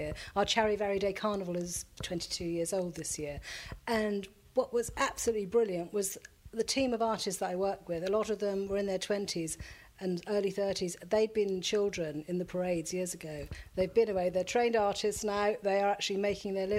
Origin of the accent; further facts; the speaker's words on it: Folkestone, South East England, United Kingdom; I grew up in Folkestone